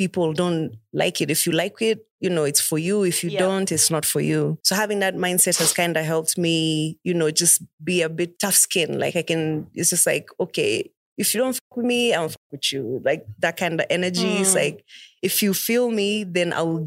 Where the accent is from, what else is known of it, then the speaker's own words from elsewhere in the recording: Nairobi, Kenya; I'm from Buru, East Lands.